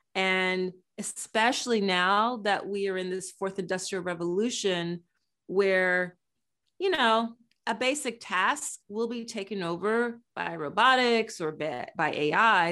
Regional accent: Philadelphia, Pennsylvania, United States; based in my hometown, Philadelphia

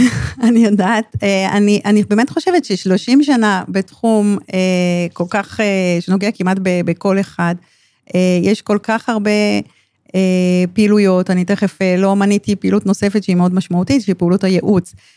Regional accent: Ramat HaSharon, Tel Aviv District, Israel; נולדתי ברמת השרון, וחייתי ברמת שרון כל חיי

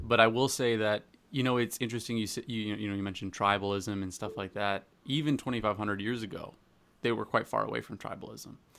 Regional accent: Canada; I'm, I'm Canadian.

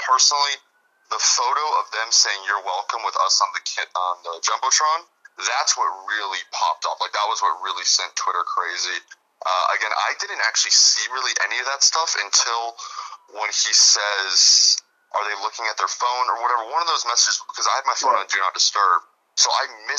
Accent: Chicago, Illinois, United States; moved away as an adult; also born or lived in Phoenix area, Arizona; now in Arizona, United States; My family's from Chicago. I'm from Chicago

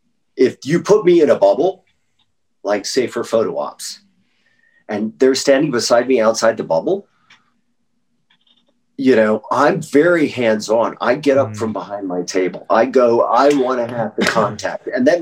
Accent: Norfolk, Virginia, United States; born there; also born or lived in Louisville / Wake Forest; Louisville, Kentucky, I graduated from high school. I was born in Norfolk, Virginia. My dad went to Richmond. We lived in Wake Forest.

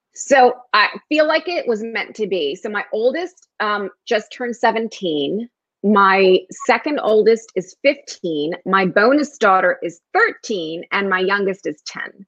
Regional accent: Newark, New Jersey, United States; first language Spanish; English is a second language; also born or lived in New York; I was born in Newark, New Jersey, and lived in a very ethnic neighborhood

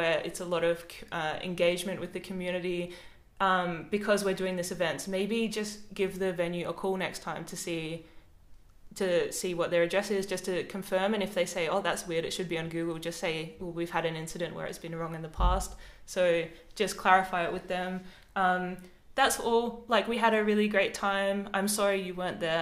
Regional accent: Adelaide, South Australia, Australia; moved away as an adult; now in Melbourne, Australia; I'm from Adelaide. I moved to Melbourne.

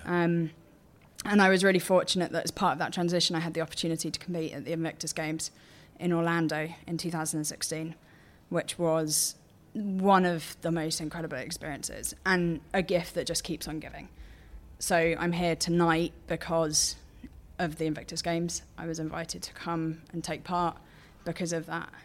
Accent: Portsmouth, South East England, United Kingdom; I grew up in Portsmouth

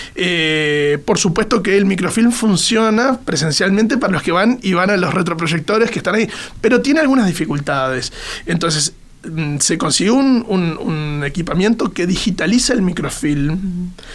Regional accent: Maldonado, Uruguay; yo soy de Maldonado, soy fernandino

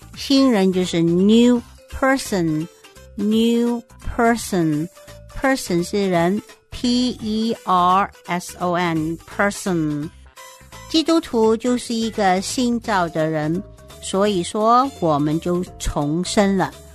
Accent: China; 我在中国出生的， I was born in China

